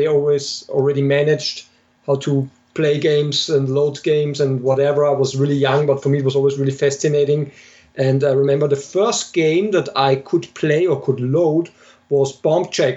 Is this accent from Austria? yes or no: yes; Austria; moved away as an adult; also born or lived in Germany; now in Munich, Germany; I'm originally from Austria, but I live in Germany for over 10 years now, at the moment in Munich